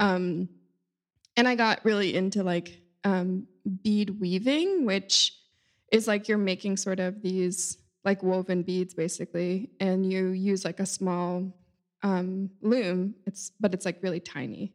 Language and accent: English; Cape Cod, Massachusetts, United States; moved away as an adult; now in New York, United States; I grew up on Cape Cod in Massachusetts.